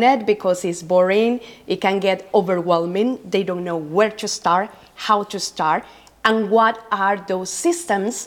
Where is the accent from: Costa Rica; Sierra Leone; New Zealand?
Costa Rica; moved away as an adult; now in Middle East; I'm from Costa Rica. I've been living in the Middle East for about almost 10 years.